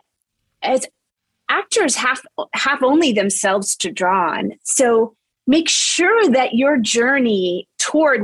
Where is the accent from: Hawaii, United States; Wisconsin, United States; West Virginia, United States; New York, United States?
West Virginia, United States; Charleston; moved away; whatever got me from Charleston, West Virginia to my first job, a lot of things had to go my way, starting with the zip code I was born in Charleston